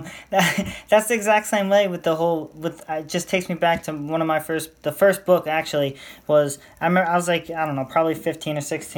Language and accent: English; United States; I'm from America